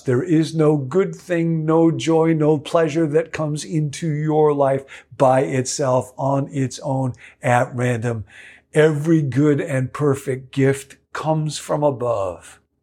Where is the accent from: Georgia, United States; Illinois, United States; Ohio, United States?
Illinois, United States; Rockville; the Baptist church in which I grew up in Rockville, Illinois